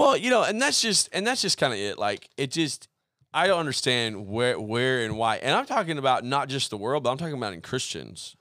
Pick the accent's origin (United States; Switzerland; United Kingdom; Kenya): United States; Oklahoma; moved away; also born or lived in Central Arkansas; where I grew up in Oklahoma